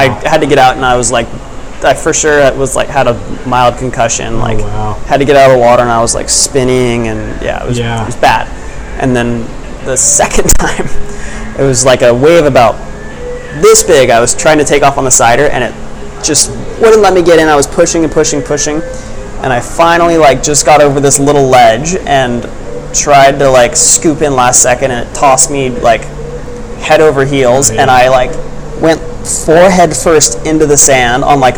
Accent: Kauai, Hawaii, United States; now in California, United States; return to Kauai, I would just feel like I needed something else.

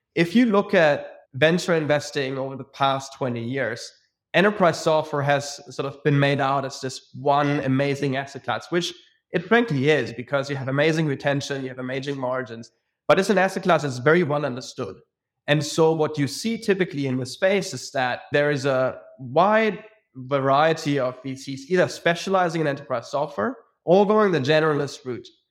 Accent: Munich, Bavaria, Germany; moved away as an adult; also born or lived in Zurich / London; I'm born and bred in Munich, Germany.

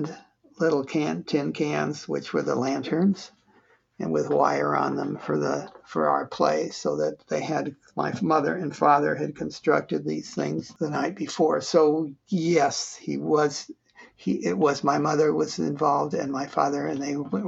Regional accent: United States; they wanted us to grow up as an American family and adapt quickly and easily

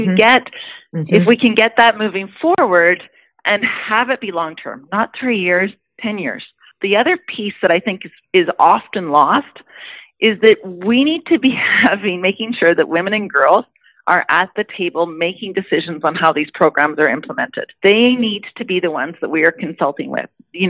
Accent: Canada; But as a Canadian, as your constituent, I know how important it is that we have a global response as well.

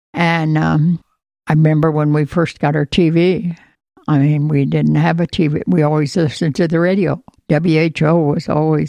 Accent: between Knoxville and Pella, Iowa, United States; In Knoxville, or in between Knoxville and Pella on a farm.

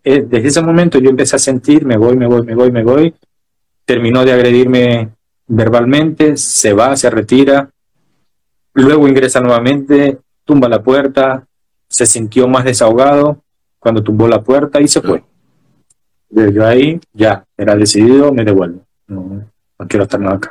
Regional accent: Maracaibo, Zulia, Venezuela; now in Chile; yo soy maracucho y sé que la gente me dice, pero dice, no, pero no parece maracucho. Y yo, sí, lo sé, pero soy maracucho

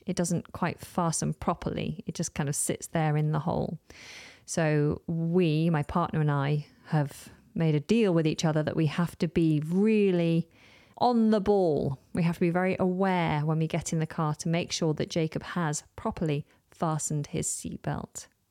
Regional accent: United Kingdom; within the U K, we more often in conversation refer

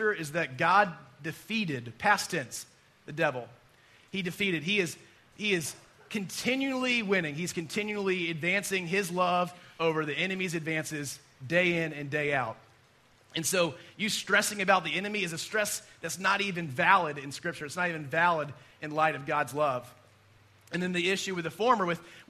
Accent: United States; we as American Christians

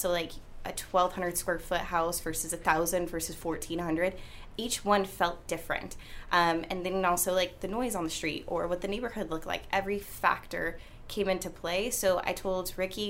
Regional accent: Vacaville, California, United States; I'm from Vacaville

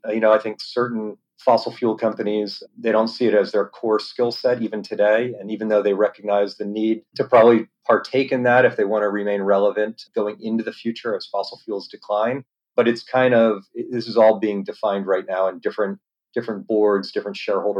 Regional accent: East Coast, United States; now in San Diego, United States; I grew up around mostly on the East Coast of the US, but internationally as well. Been out here about 15 years.

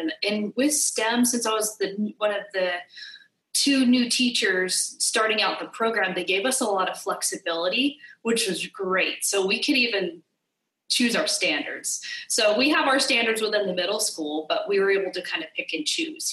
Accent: California, United States; moved away as an adult; now in Hawaii, United States; I'm from California, uh, born and raised in California.

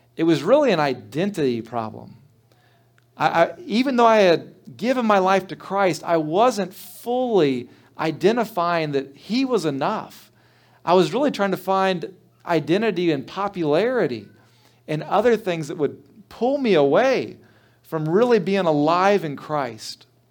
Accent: Trotwood, Ohio, United States; I grew up in Trotwood Church of the Brethren

